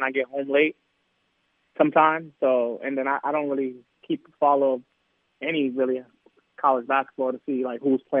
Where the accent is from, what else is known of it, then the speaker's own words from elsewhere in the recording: New York, United States; moved away; I'm from New York